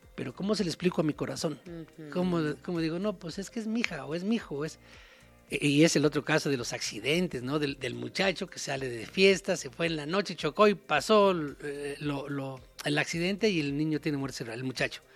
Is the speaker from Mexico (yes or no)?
yes; Mexico; uno siempre como mexicano